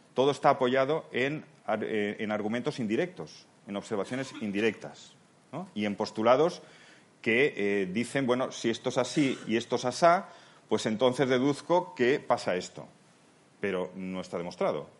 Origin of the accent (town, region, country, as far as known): Spain; also born or lived in Palma de Mallorca, Spain; now in Seville, Spain